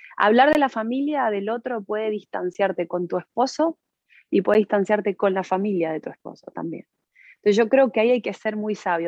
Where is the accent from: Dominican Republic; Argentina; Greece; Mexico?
Argentina; now in Spain; nos criamos en el mismo país y hemos tenido dos realidades absolutamente diferentes. Eh, yo, nosotros nacimos en Argentina